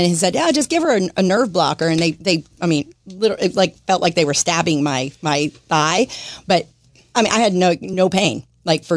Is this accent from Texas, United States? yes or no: yes; Dallas, Texas, United States; now in Jacksonville, United States; I grew up in Dallas